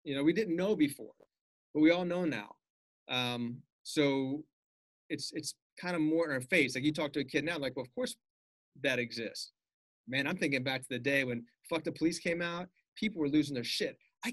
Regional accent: Los Angeles, California, United States; a white kid growing up in Bel Air

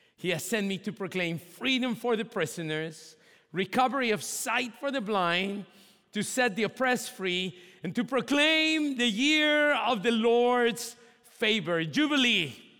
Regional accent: Mexico; moved away; my hometown in Mexico

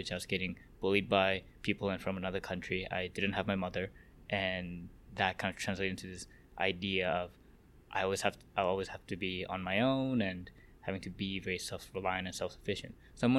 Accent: Hong Kong; English is a second language; also born or lived in South Korea; I was born in South Korea, I immigrated to Hong Kong, and when I moved there, I didn't speak Chinese, I didn't speak English, but I went to a British elementary school

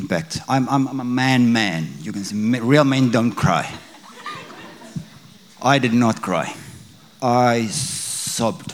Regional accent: South Africa; moved away as an adult; also born or lived in Bloemfontein; now in Australia; That's a very evangelical, the evangelical church in South Africa. Because we grew up in the Dutch Reformed Church

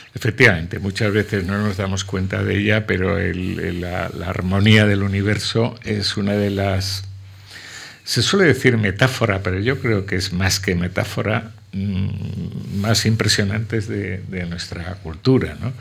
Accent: La Vera, Cáceres, Extremadura, Spain; a cuatro kilómetros de mi pueblo

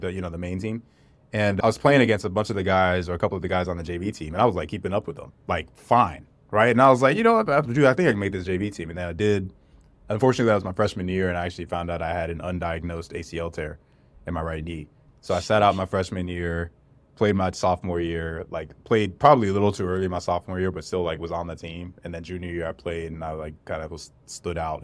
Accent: North Carolina, United States; I grew up in North Carolina, too

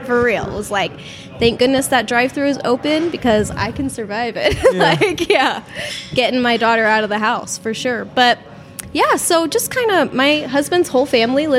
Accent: Maryland, United States; moved away as an adult; I've lived here for like 10 years

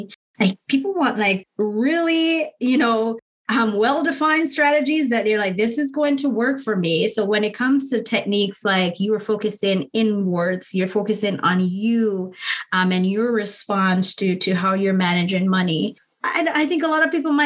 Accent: Jamaica; now in United States; I grew up in Jamaica

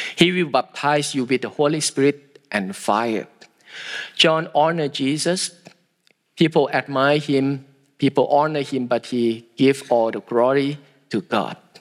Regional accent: Thailand; I am from Thailand

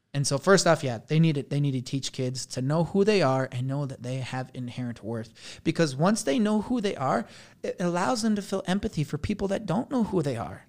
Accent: Blanding, Utah, United States; I'm from Blanding, Utah

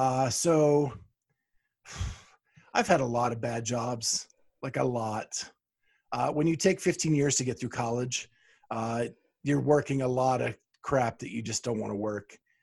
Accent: Pennsylvania, United States; That was in Pennsylvania. Oh, okay. In my hometown.

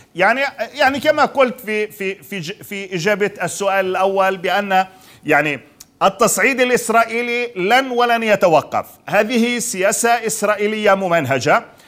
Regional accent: Palestine; بالنسبه لنا كفلسطينيين

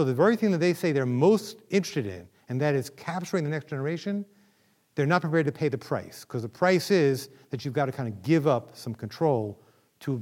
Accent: New York, United States; moved away as an adult; also born or lived in Philadelphia area; now in Washington, United States; I grew up in New York

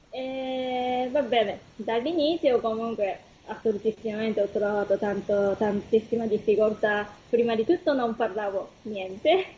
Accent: Kumamoto, Japan; Italian is a second language; moved away as an adult; also born or lived in Tokyo, Japan; now in Italy; sono giapponese, sono venuta da una città che si chiama Kumamoto.

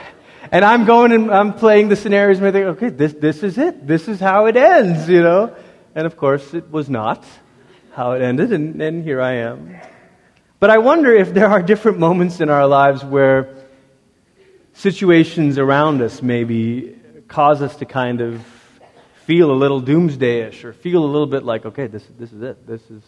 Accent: Malaysia; And I grew up in Malaysia.

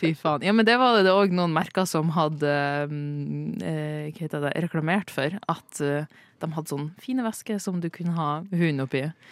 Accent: near Mo i Rana, Nordland, Norway; accent: northern Norwegian dialect; moved away; en av mine egne fra litt utafor Mo i Rana

